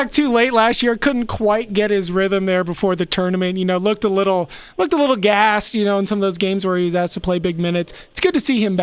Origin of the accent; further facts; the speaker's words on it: Harrisonburg, Virginia, United States; They're from my hometown of Harrisonburg